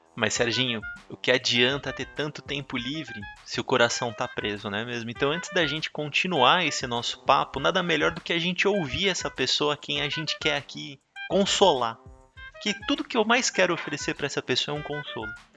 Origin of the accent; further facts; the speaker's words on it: Brazil; Eu, como um bom brasileiro